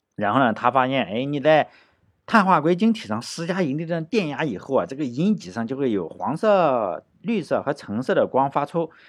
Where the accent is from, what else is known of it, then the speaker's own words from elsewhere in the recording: China; 我觉得我们中国人应该对英国的战斗力有深刻的理解